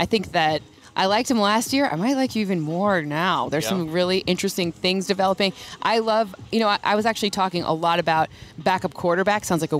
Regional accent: Michigan, United States; I'm from Michigan

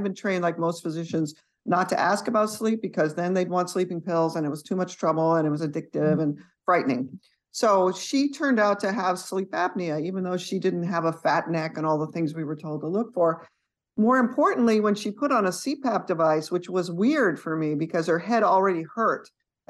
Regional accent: San Jose, California, United States; moved away as an adult; also born or lived in Boston; now in East Texas, United States; I grew up in San Jose

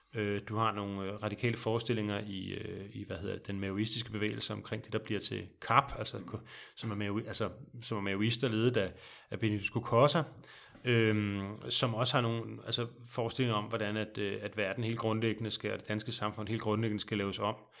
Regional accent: Denmark; som danskere. Vi bor i et meget, meget lille land

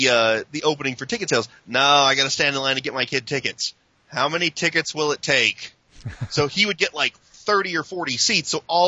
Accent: Lexington, Kentucky, United States; I had mentioned that I was from Lexington, Kentucky

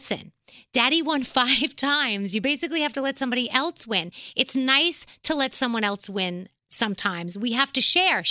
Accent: New York City, New York, United States; I'm from the Bronx. I'm a little white girl from the Bronx

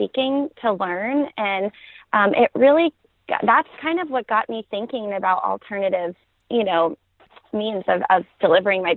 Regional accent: New York, United States; moved away as an adult; now in Atlanta, United States; we're originally from New York, but we've been here in the Atlanta area for about 4 years now.

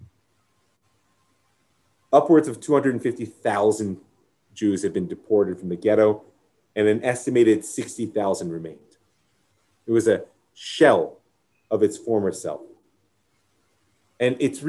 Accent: United States; I'm American

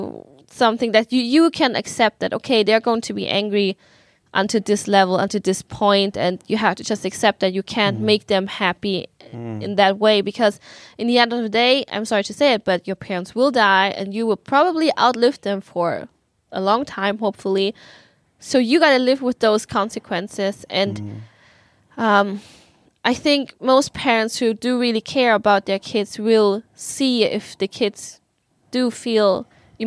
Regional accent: Germany; moved away; when I grew up in Germany, in the subculture of Vietnamese people

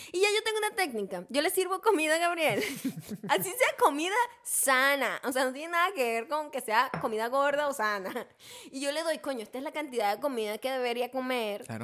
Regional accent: Venezuela; moved away; como buena venezolana me daban café con leche desde que era bebé

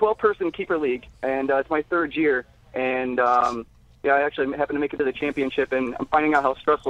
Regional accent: Binghamton, New York, United States; I'm from Binghamton, New York.

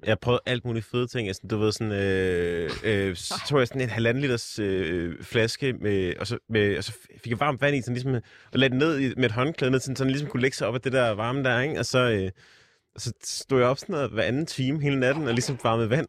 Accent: Jutland, Denmark; moved away; hjemme i Jylland

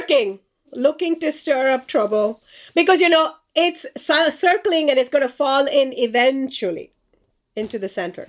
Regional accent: India; moved away; I grew up in India as a child

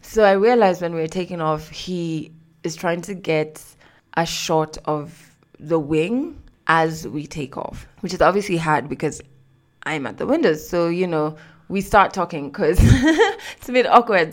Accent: Kenya; I'm from Kenya, I'm not from Ghana.

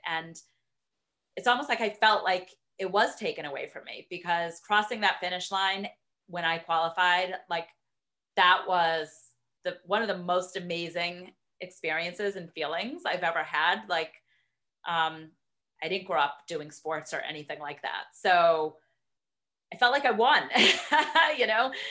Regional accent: Boston, Massachusetts, United States; moved away as an adult; now in Middlebury, Connecticut, United States; growing up in Boston and going to the marathon every year

